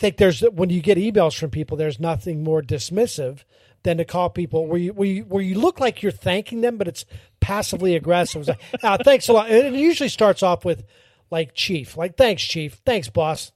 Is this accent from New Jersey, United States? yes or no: no; Pittsburgh, Pennsylvania, United States; now in Florida, United States; I'm born and raised in Pittsburgh.